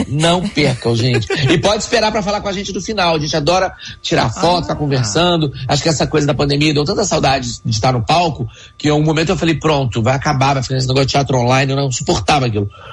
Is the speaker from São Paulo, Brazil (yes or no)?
no; Juiz de Fora, Minas Gerais, Brazil; Eu sou mineiro, né? Eu sou de Juiz de Fora, lá é frio.